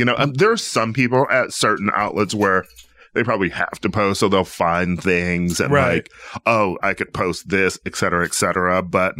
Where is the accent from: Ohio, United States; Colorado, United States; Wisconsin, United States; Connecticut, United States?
Wisconsin, United States; Milwaukee; moved away as an adult; also born or lived in Chicago / New York / West Hollywood; now in Los Angeles, United States; I'm from Milwaukee